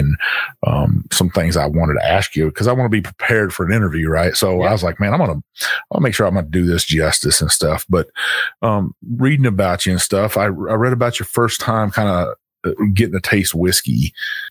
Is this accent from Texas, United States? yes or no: yes; Texas, United States; I grew up in Texas